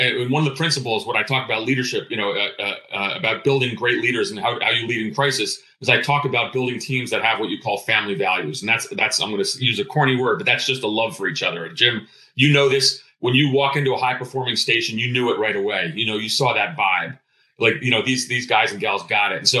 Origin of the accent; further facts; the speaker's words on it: Greece; now in United States; I'm of Greek background. I was born in Greece.